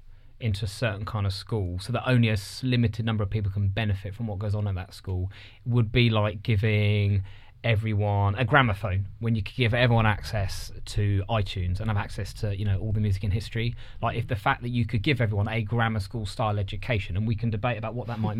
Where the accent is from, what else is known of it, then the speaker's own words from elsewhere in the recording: near Reading, South East England, United Kingdom; I grew up near Reading